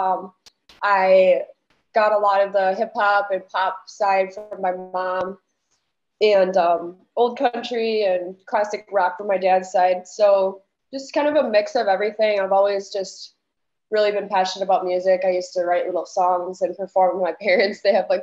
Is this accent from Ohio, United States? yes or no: no; Lake Holcombe, Wisconsin, United States; moved away as an adult; now in Madison, United States; I'm from Northern Wisconsin. It's a really tiny town. My graduating class was only 20 people. So it's probably not anything anyone's heard of, but just in case, it's Lake Holcomb. I grew up on a farm